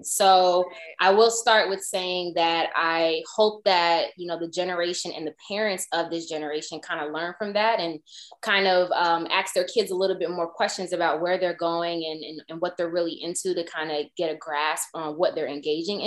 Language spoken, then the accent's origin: English; Atlanta, Georgia, United States; also born or lived in New York; now in Jersey City, United States; I am originally from New York, but I grew up in Atlanta